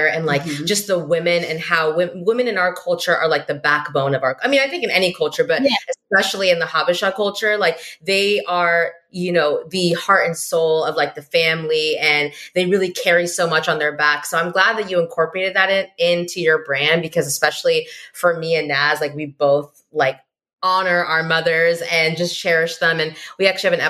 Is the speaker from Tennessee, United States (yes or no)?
no; Northern California, United States; also born or lived in Eritrea; I'm from California, even though I'm from Northern California